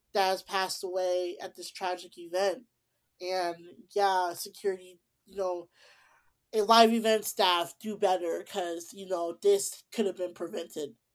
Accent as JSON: {"language": "English", "town": "Tinley Park", "region": "Illinois", "country": "United States", "tie": "born or raised there", "said": "my hometown of Tilly Park or Chicago, Tilly Park."}